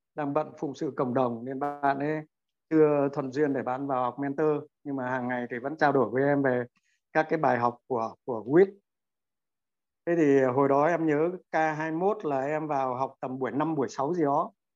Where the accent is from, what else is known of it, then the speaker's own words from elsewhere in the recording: Quang Ninh, Vietnam; now in Đắk Lắk, Vietnam; em gốc người Quảng Ninh nhưng hiện đang à, sinh sống và làm việc tại Đắk Lắk